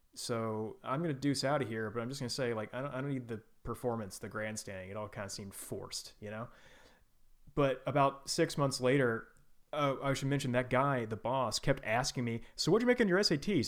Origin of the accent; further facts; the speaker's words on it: Houston, Texas, United States; I grew up in Houston